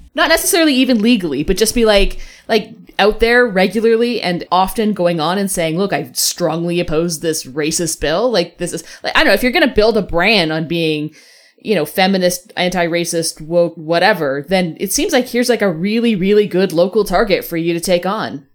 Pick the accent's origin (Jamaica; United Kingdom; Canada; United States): Canada; Alberta; And I'm coming from Alberta on this one